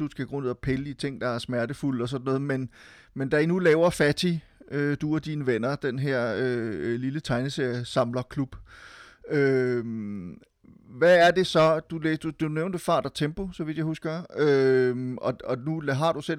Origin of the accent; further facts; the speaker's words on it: Silkeborg, Central Denmark Region, Denmark; also born or lived in Frederiksberg; jeg har jo tilbragt en del af min barndom i Silkeborg, men faktisk også en del af min min barndom på, på Frederiksberg. Jeg boede lige på øh, bag ved radiohuset.